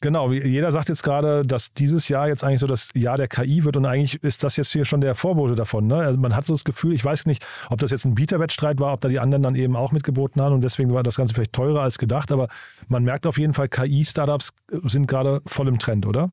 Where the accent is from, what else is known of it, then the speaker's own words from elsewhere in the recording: Rhine-Main area, Germany; Ich komme aus dem Rhein-Main-Gebiet